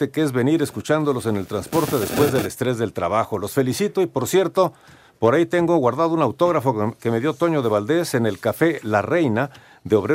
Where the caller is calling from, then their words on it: Mexico City, Mexico; de la Colonia Narvarte.